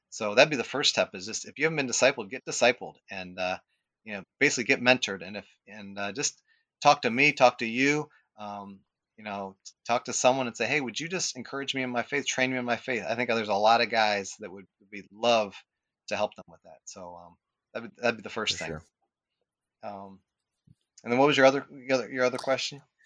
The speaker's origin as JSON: {"language": "English", "town": "Akron", "region": "Ohio", "country": "United States", "tie": "born or raised there", "said": "I grew up in West Akron"}